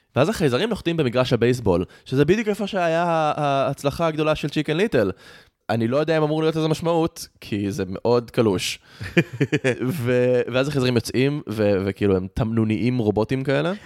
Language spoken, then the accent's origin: Hebrew; Rehovot, Central District, Israel; also born or lived in United States; אני גדלתי ברחובות